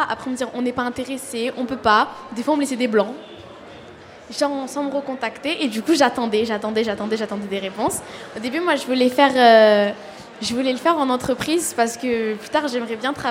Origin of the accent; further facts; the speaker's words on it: Marseille, Provence-Alpes-Côte d'Azur, France; Oui, j'ai été scolarisée au collège. De accompagne l'évêque. Et du coup, euh, souvent, euh, on me colle cette étiquette, euh, la cité, le quartier